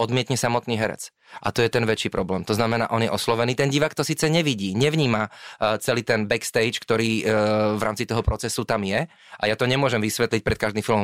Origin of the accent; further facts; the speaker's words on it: Slovakia; aj my ako Slováci, síce holubičí národ